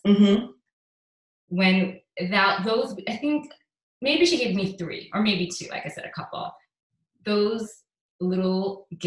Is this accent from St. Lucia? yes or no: yes; St. Lucia; we had to take a plane to Miami and then get a connecting flight to St. Lucia, and I'm from St. Lucia.